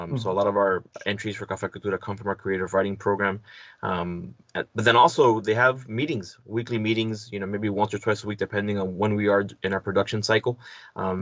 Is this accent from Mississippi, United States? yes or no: no; Hialeah, Florida, United States; also born or lived in Chapel Hill, North Carolina; I was raised in Hialeah.